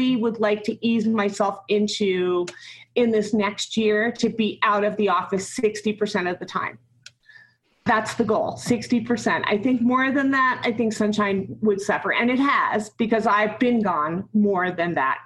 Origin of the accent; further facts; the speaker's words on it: New Jersey, United States; moved away as an adult; also born or lived in New York City / Denver / St. Vincent and the Grenadines / Grenada; I grew up in New Jersey